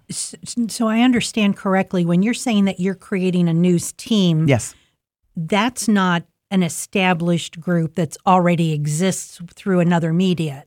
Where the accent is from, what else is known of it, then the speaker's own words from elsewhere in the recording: Columbus, Ohio, United States; now in Delaware County, United States; I grew up in Linden